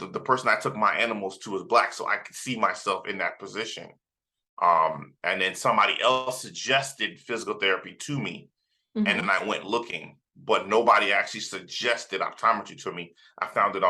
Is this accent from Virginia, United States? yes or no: no; South Florida, United States; also born or lived in Trinidad, Trinidad and Tobago; I was born in Trinidad in the Caribbean. And then I grew up in South Florida